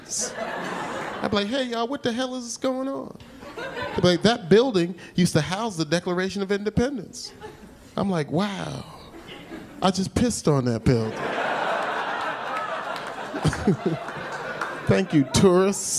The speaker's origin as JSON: {"language": "English", "region": "New Jersey", "country": "United States", "also_born_or_lived": "Georgia", "said": "I'm from Jersey"}